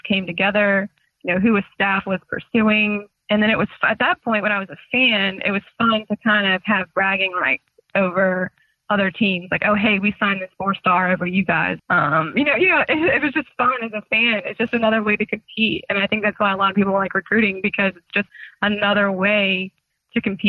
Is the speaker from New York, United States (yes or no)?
no; Raleigh, North Carolina, United States; moved away as an adult; also born or lived in Clemson, South Carolina / Indianapolis; I grew up in Raleigh my whole life.